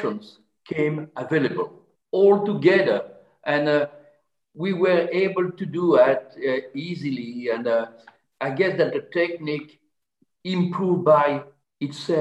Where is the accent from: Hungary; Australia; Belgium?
Belgium; French-speaking part of Belgium, Wallonia; English is a second language; I was from the French part of Belgium